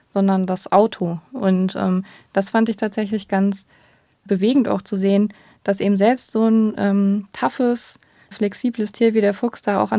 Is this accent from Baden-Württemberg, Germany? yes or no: yes; Baden-Württemberg, Germany; Also ich bin selber auch noch mit diesen Schildern aufgewachsen. Ich bin ja in Baden-Württemberg aufgewachsen